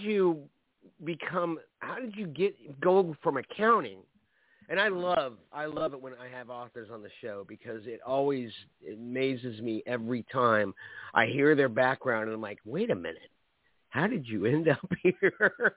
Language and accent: English; Orlando, Florida, United States; I'm a natural born Floridian. I was born in Orlando. I live in Orlando